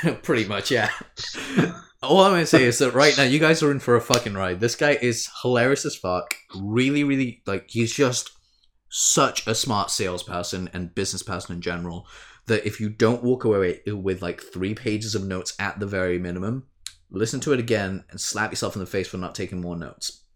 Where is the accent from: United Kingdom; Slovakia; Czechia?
United Kingdom; we're both British